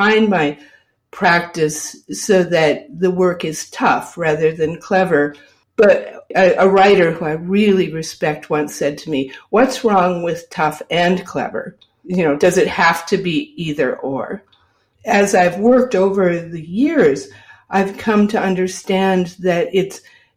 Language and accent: English; Michigan, United States; now in North Adams, United States; when I was growing up in Michigan